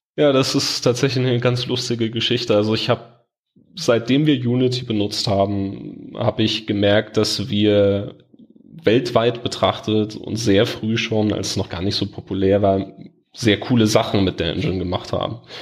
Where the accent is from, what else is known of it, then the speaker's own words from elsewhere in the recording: Bavaria, Germany; bei uns in Bayern